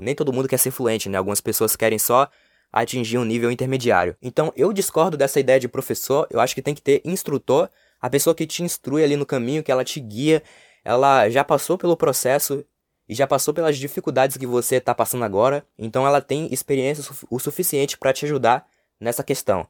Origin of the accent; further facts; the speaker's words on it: Brazil; first language Portuguese; anos vivendo aqui no Brasil